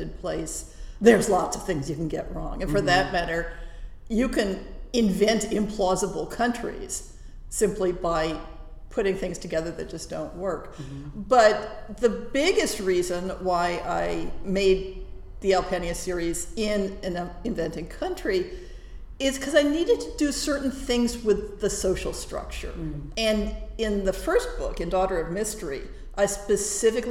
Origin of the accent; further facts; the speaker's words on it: California, United States; first language English; also born or lived in Prague; my 10-year-old brain out of its existing Californian ruts